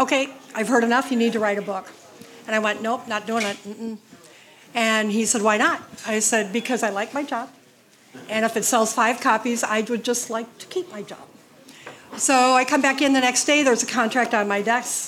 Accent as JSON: {"language": "English", "town": "Roseau", "region": "Minnesota", "country": "United States", "tie": "born or raised there", "moved": "yes", "lives_now": "Cambridge, United States", "said": "I grew up in Roseau."}